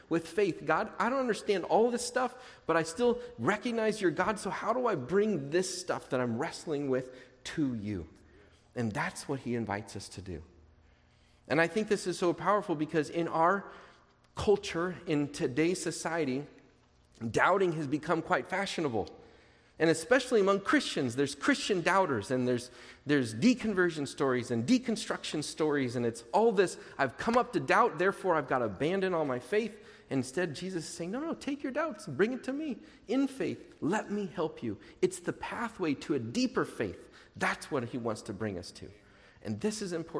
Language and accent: English; Portland, United States; I grew up in churches in Portland.